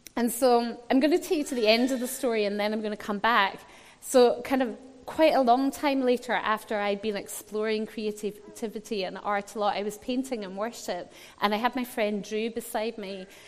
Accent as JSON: {"language": "English", "region": "Scotland", "country": "United Kingdom", "tie": "born or raised there", "said": "I was brought up in Scotland"}